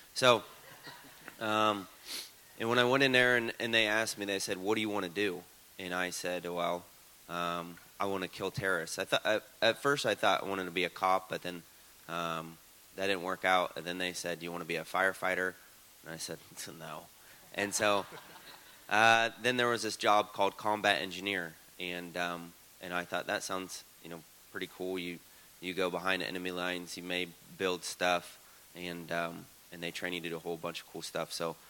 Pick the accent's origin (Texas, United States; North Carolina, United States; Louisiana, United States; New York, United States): Texas, United States; Houston; All right, so … I was raised up in Houston, which is in the middle of nowhere.